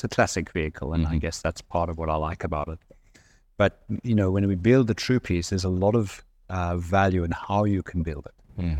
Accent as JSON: {"language": "English", "country": "South Africa", "said": "I'm South African."}